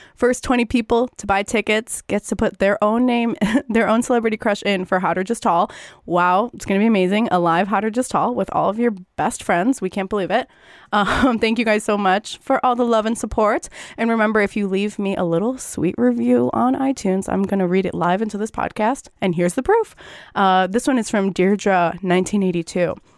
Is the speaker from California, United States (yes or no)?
no; northwest suburbs of Chicago, Illinois, United States; I'm from the northwest suburbs of Chicago